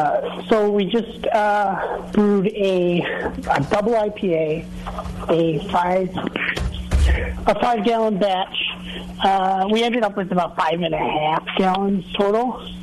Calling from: Wisconsin, United States; I'm calling from Wisconsin.

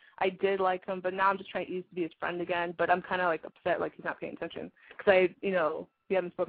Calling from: Brentwood, California, United States; I'm 19 and I'm calling from Brentwood.

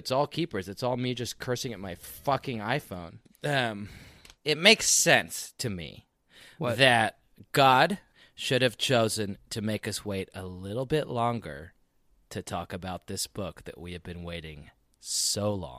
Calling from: Austin, Texas, United States; I am calling you from Austin, Texas.

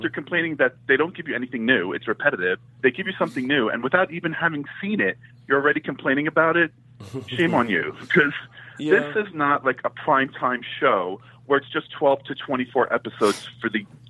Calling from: New York, United States; from New York.

